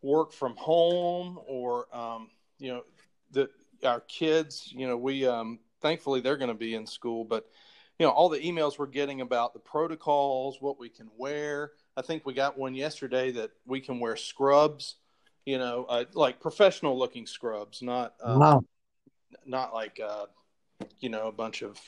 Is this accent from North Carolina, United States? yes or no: yes; Chapel Hill, North Carolina, United States; now in Atlanta, United States; I grew up right outside of Chapel Hill, North Carolina